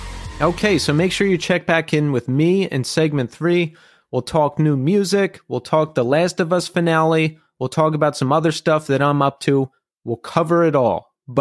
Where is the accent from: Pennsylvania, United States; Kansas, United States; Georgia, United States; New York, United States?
Pennsylvania, United States; Philadelphia; I grew up in suburban Philadelphia.